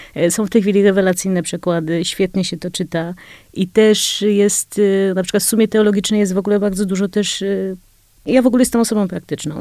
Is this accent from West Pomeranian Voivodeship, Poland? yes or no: no; Kraków, Lesser Poland, Poland; urodziłam się w Krakowie